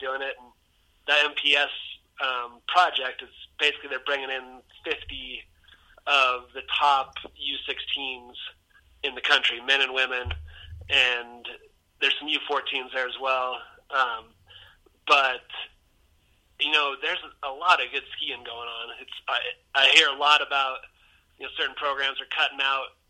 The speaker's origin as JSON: {"language": "English", "town": "Olympic Valley", "region": "California", "country": "United States", "tie": "born or raised there", "said": "growing up in Squaw"}